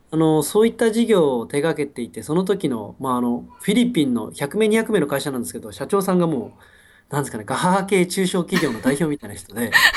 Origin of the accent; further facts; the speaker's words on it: Japan; moved away as an adult; also born or lived in Vancouver, Canada; now in Singapore; 俺30年間日本でずっと生きてきたけど